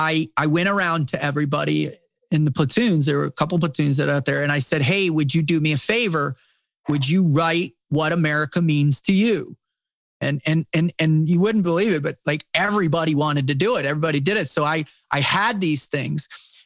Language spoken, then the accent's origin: English; United States; born there; To stand in awe of God's grace that I was born in the United States.